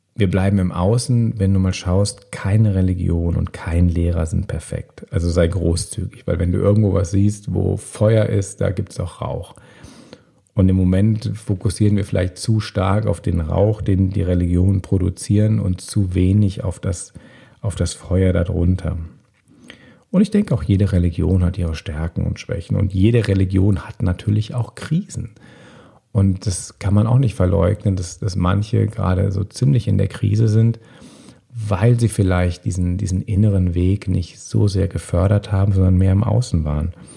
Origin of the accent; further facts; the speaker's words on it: Bonn, North Rhine-Westphalia, Germany; In meiner Heimatstadt Bonn